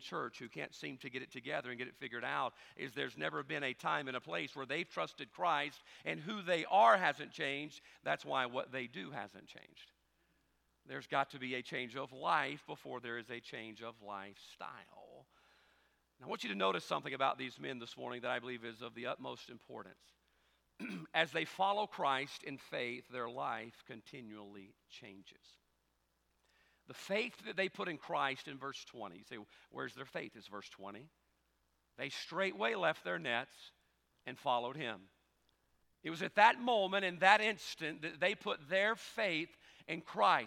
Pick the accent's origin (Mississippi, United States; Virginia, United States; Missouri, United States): Mississippi, United States; South; We're different in our own way here in South Mississippi as well